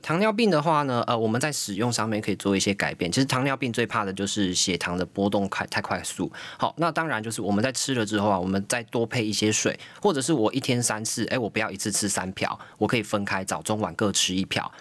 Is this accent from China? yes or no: no; Taiwan; 我们台湾人